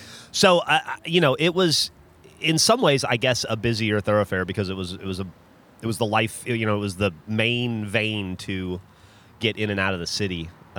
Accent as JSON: {"language": "English", "region": "Alabama", "country": "United States", "tie": "born or raised there", "also_born_or_lived": "Florida / Louisiana", "said": "because I grew up in Alabama and Florida and Louisiana where there's a Waffle House at like every exit on the interstate."}